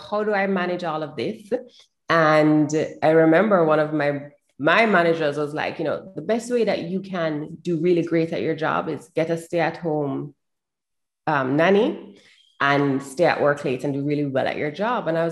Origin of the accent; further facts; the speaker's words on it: Jamaica; I'm from Jamaica.